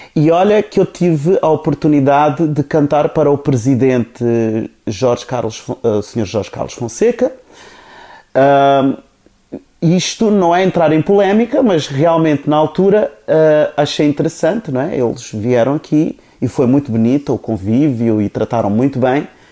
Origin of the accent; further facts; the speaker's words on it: Cape Verde; first language Cape Verdean Creole; Portuguese is a second language; moved away; also born or lived in Portugal; eu também sou cabo-verdiano, não é? Cabo-verdiano, da Ilha do Fogo